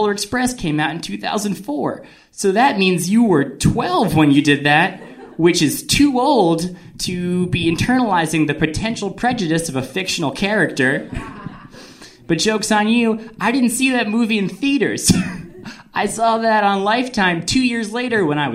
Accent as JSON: {"language": "English", "region": "New Jersey", "country": "United States", "said": "I'm from New Jersey, which is a place where we take all of our emotions and we put it in one pizza"}